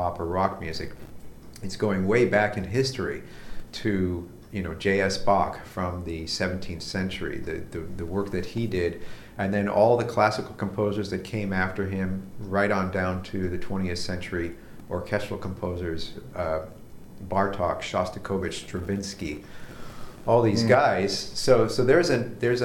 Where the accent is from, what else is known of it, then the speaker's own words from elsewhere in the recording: United States; accent: American; I cannot speak a foreign language without having an American accent